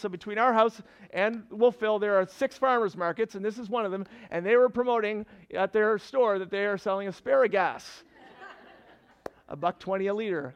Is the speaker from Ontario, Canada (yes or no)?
no; Fredericton, New Brunswick, Canada; moved away as an adult; also born or lived in Annapolis Valley, Nova Scotia; now in Nova Scotia, Canada; I'm from Fredericton originally